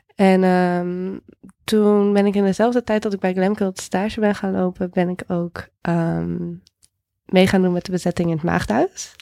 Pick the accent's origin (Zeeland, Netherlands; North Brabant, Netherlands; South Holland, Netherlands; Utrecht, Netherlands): Utrecht, Netherlands; Houten; moved away as an adult; also born or lived in California; Ik ben opgegroeid in Houten. Dat ligt net naast Utrecht.